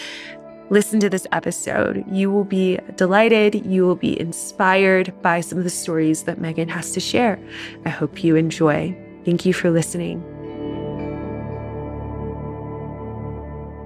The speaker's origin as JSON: {"language": "English", "region": "Tennessee", "country": "United States", "said": "Tennessee girl here"}